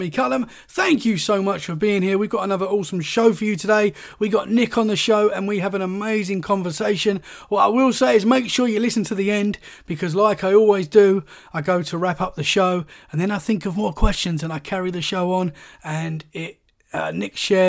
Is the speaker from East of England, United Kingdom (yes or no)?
yes; Essex, East of England, United Kingdom; moved away as an adult; now in Dorset, United Kingdom; I've recently moved here. I'm from Essex.